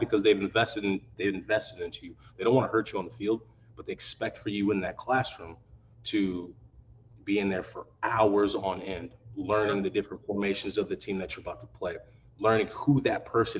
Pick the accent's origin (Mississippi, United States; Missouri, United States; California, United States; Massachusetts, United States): Missouri, United States; moved away as an adult; also born or lived in Madison, Wisconsin; growing up in Missouri